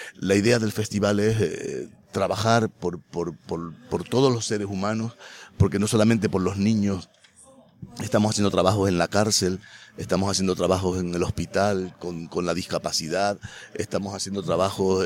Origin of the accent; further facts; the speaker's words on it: Los Silos, Canary Islands, Spain; vivo aquí porque como nací aquí, por casualidad o porque tenía que nacer aquí, pues aquí quiero vivir